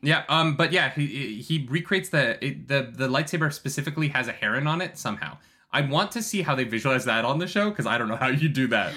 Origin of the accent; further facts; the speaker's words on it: Canada; I'm Canadian